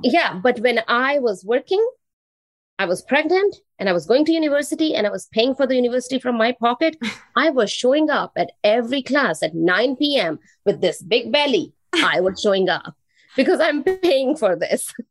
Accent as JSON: {"language": "English", "town": "New Delhi", "region": "Delhi", "country": "India", "tie": "born or raised there", "second_language": "English", "moved": "yes", "lives_now": "Canada", "said": "I am originally from India. I was born in New Delhi, the capital of India. And I moved to Canada 21 years back."}